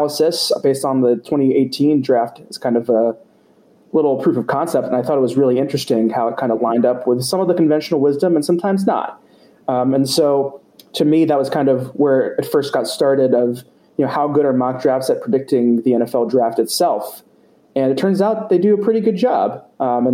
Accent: Cincinnati, Ohio, United States; moved away; also born or lived in Pittsburgh; I'm originally from Cincinnati

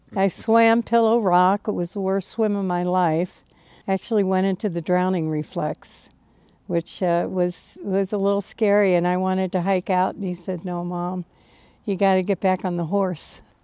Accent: Cincinnati, Ohio, United States; I grew up in Cincinnati in the suburbs

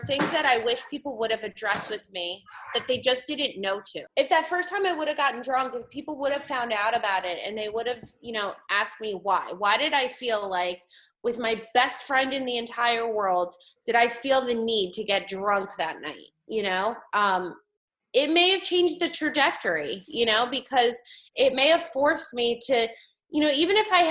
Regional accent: West Windsor, New Jersey, United States; now in Allentown, United States; I grew up in West Windsor, New Jersey, which is like right outside of Princeton.

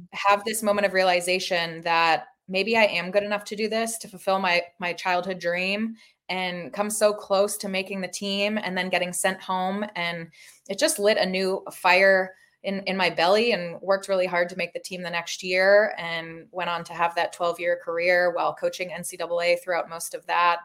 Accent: Toronto, Ontario, Canada; moved away as an adult; also born or lived in Massachusetts; now in Seminole, Florida, United States; I grew up in Toronto, Ontario, Canada

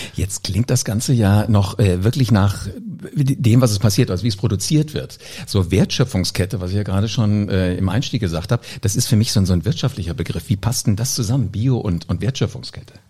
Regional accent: Oberjosbach, Hesse, Germany; ich bin groß geworden auf dem Dorf. Äh, Oberjosbach, das ist in der Nähe hier von, von Wiesbaden

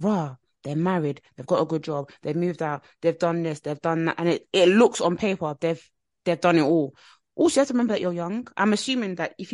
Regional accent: Nigeria; I'm Nigerian

